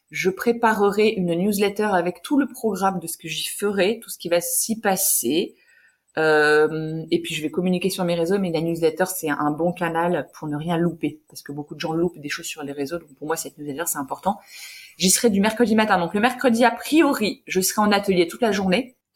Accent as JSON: {"language": "French", "region": "Hauts-de-France", "country": "France", "said": "je suis d'origine du Nord"}